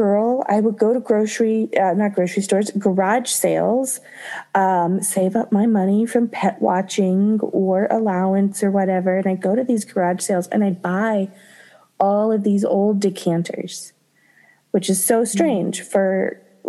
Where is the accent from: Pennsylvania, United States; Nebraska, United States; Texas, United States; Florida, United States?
Florida, United States; moved away as an adult; also born or lived in Japan; I grew up in Florida